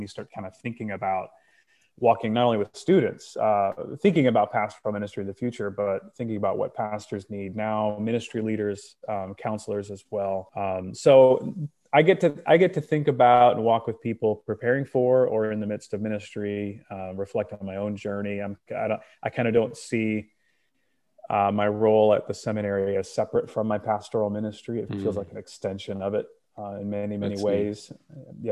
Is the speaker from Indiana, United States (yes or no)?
yes; Northern Indiana, United States; moved away as an adult; now in Grand Rapids, United States; So I am originally from Indiana. I grew up in Northern Indiana, moved to Grand Rapids.